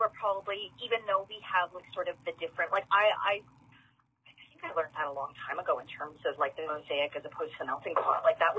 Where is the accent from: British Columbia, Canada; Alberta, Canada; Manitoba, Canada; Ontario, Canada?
Manitoba, Canada; I'm not saying that Manitoba is, you know, we're not homogenous.